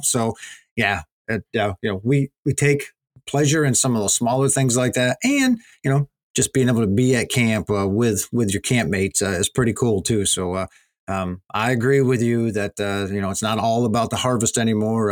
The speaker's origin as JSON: {"language": "English", "region": "Pennsylvania", "country": "United States", "tie": "born or raised there", "said": "my home state of Pennsylvania"}